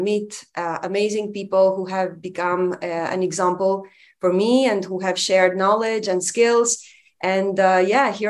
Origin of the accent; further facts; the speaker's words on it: Albania; moved away as an adult; now in Romania; I am from Albania. So I grew up in one of the worst dictatorships that the world has known